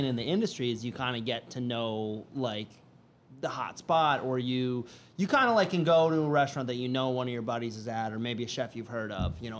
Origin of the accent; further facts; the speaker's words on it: Tinmouth, Vermont, United States; now in Nantucket, United States; I'm from Vermont. I'm from a small town.